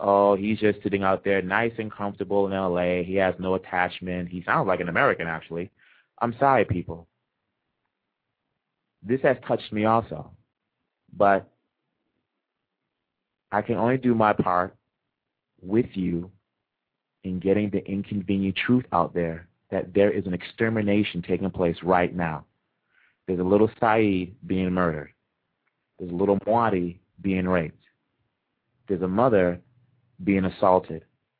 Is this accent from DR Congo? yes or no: yes; Maniema, DR Congo; During the occupation by the Rwandan RCD Goma in Manyema, where I'm from, on my dad's side, I'm from Kasai.